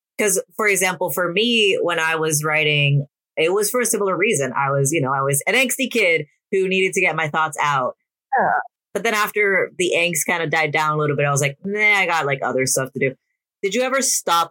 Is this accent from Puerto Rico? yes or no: yes; Puerto Rico; I'm from Puerto Rico, so we use a lot of spices and herbs a lot